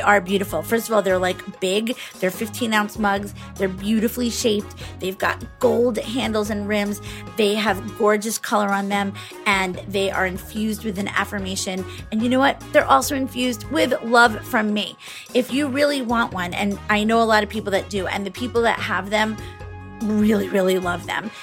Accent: New York, United States; I grew up in New York

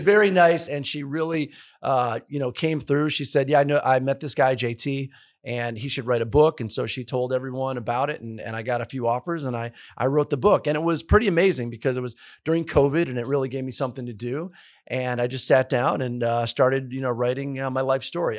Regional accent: Detroit, Michigan, United States; moved away as an adult; also born or lived in Nashville, Tennessee; I'm from Michigan

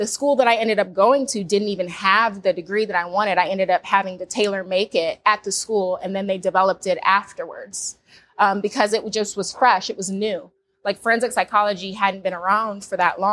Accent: Florida, United States; growing up in Florida, I knew about Bethune-Cookman and FAMU

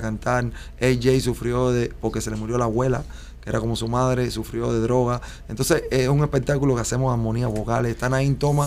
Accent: Cuba; moved away as an adult; also born or lived in Spain; now in Miami, United States; como somos los cubanos

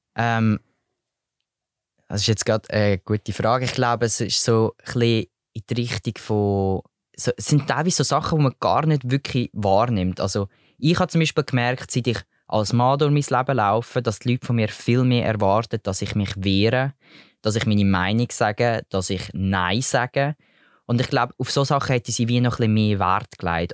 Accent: Switzerland; bei uns in der Schweiz

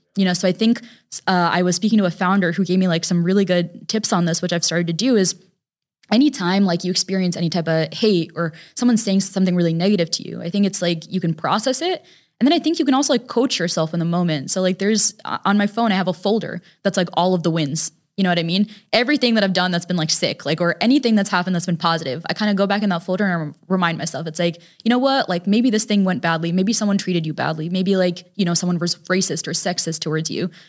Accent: Connecticut, United States; We were raised in Connecticut

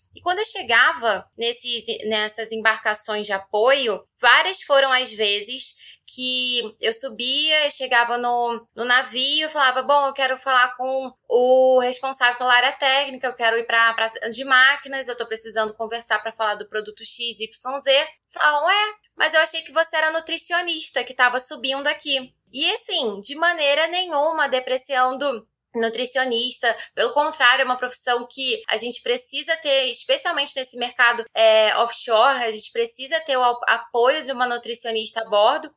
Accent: Rio de Janeiro, Brazil; moved away as an adult; now in São Paulo, Brazil; eu sou carioca e fui para São Paulo

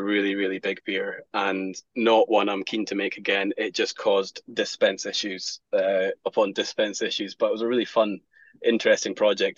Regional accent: Scotland, United Kingdom; being Scottish, whiskey's in our blood

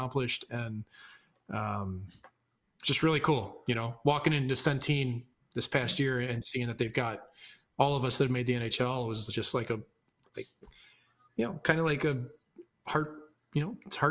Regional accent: St. Louis, Missouri, United States; I still have a ton of pride for my hometown.

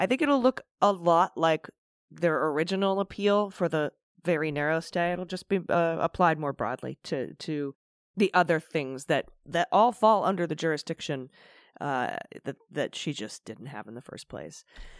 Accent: Akron, Ohio, United States; born there; well, see, I was born in Akron, and so being downtown Cleveland when a walk off home run happens, and also having to have be from Cleveland, I think I win.

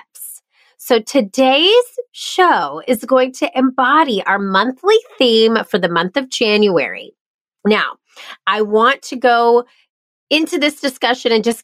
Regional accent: Charleston, United States; my hometown of Charleston

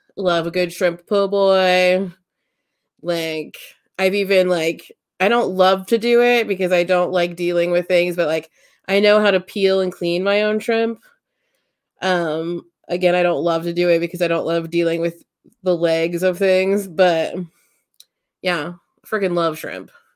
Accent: United States; I grew up in Amish country

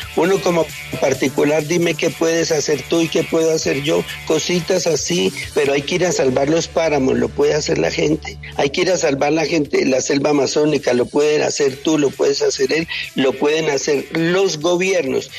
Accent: Armenia, Quindío, Colombia; now in Bogotá, Colombia; mi tierra Armenia

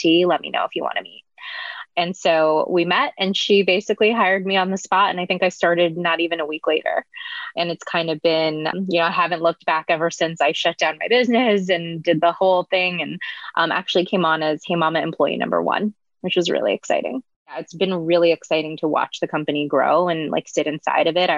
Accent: Northern California, United States; moved away as an adult; also born or lived in New York City; I was born and raised in Northern California, came to New York City for college

